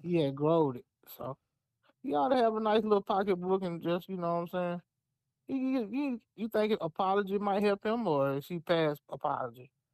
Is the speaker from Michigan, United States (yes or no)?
no; Alabama, United States; I'm from Alabama